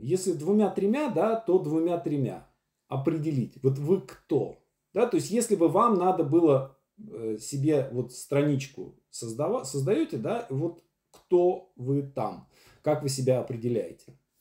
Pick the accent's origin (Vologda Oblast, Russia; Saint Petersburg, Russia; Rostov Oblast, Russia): Vologda Oblast, Russia; Syamzha; now in Moscow, Russia; Я чувак из Сямжи, из деревни Вологодской области, который э, приехал в Москву и стал известным драматургом